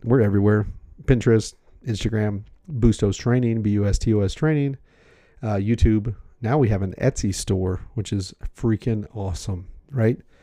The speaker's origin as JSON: {"language": "English", "country": "United States", "said": "I'm American"}